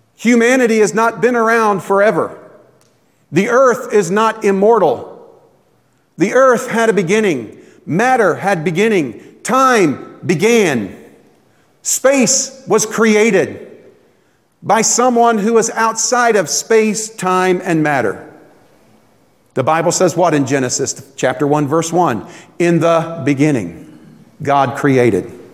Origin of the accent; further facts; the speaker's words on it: Tampa, Florida, United States; moved away; When I was growing up in Tampa